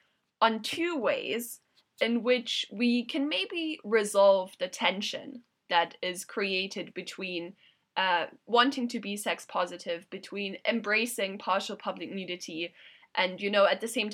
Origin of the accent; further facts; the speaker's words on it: Germany; moved away; I'm originally from Germany